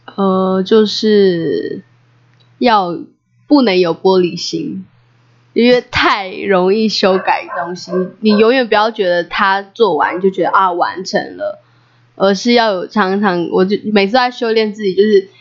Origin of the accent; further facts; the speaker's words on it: Taiwan; 在部落长大最美的资产，在部落学习